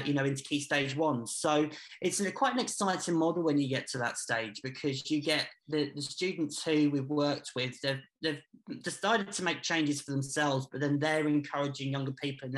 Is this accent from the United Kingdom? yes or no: yes; Peterborough, East of England, United Kingdom; I've grown up here. I grew up in Eastfield and then Dogsthorpe